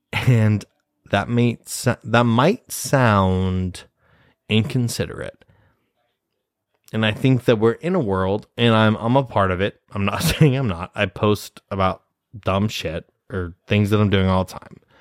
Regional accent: Nebraska, United States; moved away as an adult; now in New York City, United States; I'm from Nebraska. I'm from Nebraska. Midwest

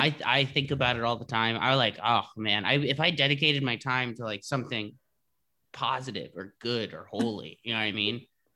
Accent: Sacramento, California, United States; born or raised there

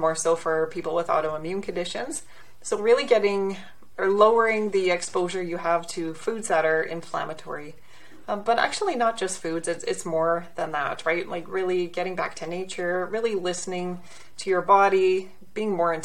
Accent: Southern Alberta, Canada; I'm from Southern Alberta, actually. Okay. So it's a lovely, lovely spot. You know, we're in a city, about 100,000 people, but 1 hour west, we're in the Rocky Mountains. And I took that for granted growing up

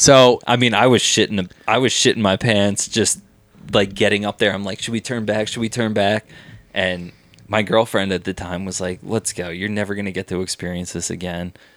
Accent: Abington, Pennsylvania, United States; I grew up in Abington. It's a it's a nice little suburb outside Philly.

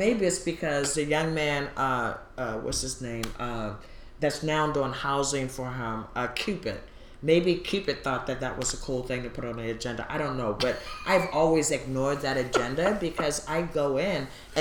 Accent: Baltimore, Maryland, United States; now in Portland, United States; I'm from Baltimore

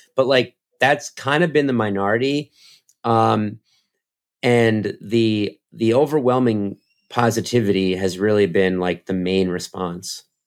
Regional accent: United States; I'm American

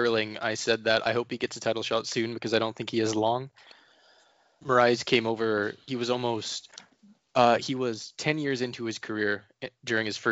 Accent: Ontario, Canada; now in Vancouver, Canada; I'm from Ontario

